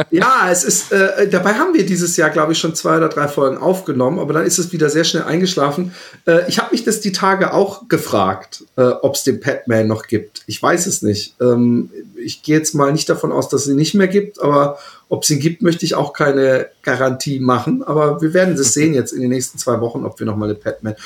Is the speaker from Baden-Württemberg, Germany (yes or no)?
yes; Karlsruhe, Baden-Württemberg, Germany; also born or lived in Bad Godesberg; now in Utrecht, Netherlands; bin ich aufgewachsen in Karlsruhe, geboren in Bad Godesberg und ich lebe in Utrecht in Holland